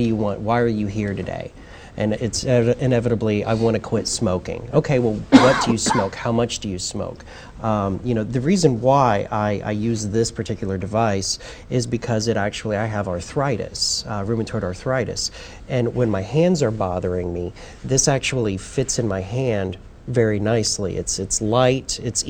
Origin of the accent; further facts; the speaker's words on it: Bloomington, Indiana, United States; my hometown in Bloomington, Indiana